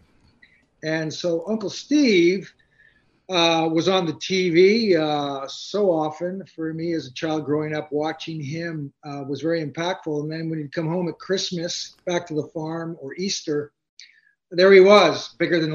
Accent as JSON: {"language": "English", "town": "Hamilton", "region": "Ontario", "country": "Canada", "tie": "born or raised there", "said": "I was born in Hamilton, Ontario, okay. Canada"}